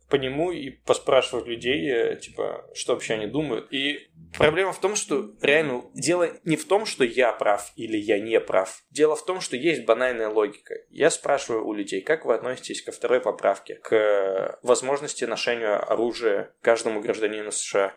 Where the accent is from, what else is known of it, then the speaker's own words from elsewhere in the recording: Russia; also born or lived in Stanford, United States; now in United States; я из России